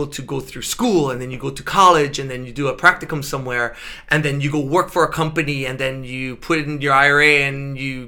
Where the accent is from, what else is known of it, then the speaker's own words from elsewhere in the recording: Honolulu, Hawaii, United States; I'm from Ainahaina